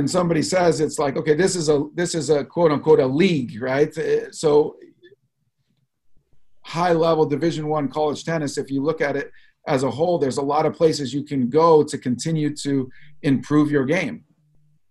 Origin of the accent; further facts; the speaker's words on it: Los Angeles, California, United States; I grew up in Los Angeles